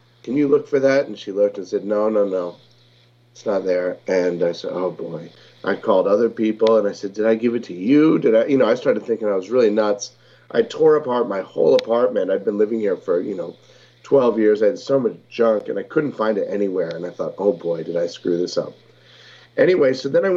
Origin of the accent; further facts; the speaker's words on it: Maine, United States; growing up in Maine